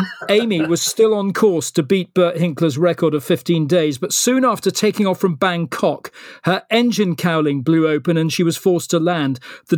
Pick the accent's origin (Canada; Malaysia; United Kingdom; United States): Malaysia; born there; I was born in Malaya, actually.